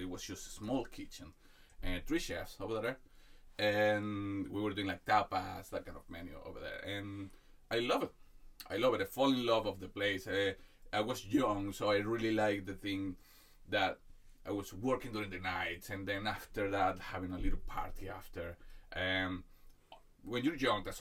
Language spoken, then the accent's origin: English; Venezuela; moved away as an adult; now in Ireland; I'm from Venezuela